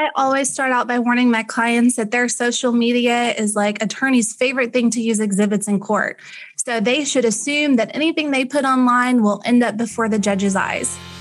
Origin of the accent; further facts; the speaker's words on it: Ennis, Texas, United States; I was raised in Ennis, Texas. I went to high school in Ennis.